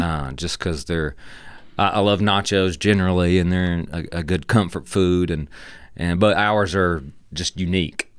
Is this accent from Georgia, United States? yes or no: yes; Dalton, Georgia, United States; from the Dalton area, growing up in, in Whitfield County